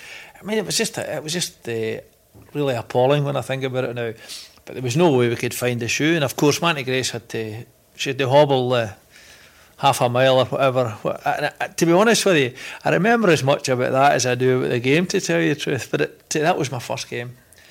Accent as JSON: {"language": "English", "town": "Bellshill", "region": "Scotland", "country": "United Kingdom", "tie": "born or raised there", "said": "I come from Bells Hill, which in those days was very much mining and steelworks. Changed days now. But it was a terrific community."}